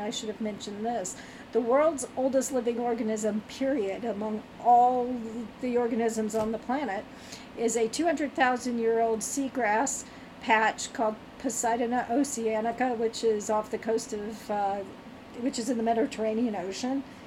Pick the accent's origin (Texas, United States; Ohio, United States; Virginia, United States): Virginia, United States; I'm from Virginia, grew up in Virginia.